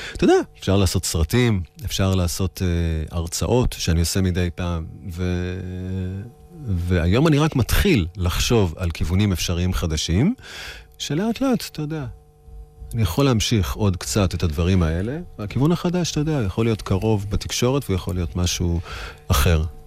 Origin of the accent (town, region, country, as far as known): Israel; also born or lived in New York, United States